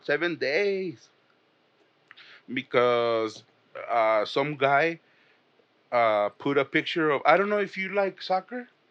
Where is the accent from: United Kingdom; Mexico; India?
Mexico; I'm from Mexico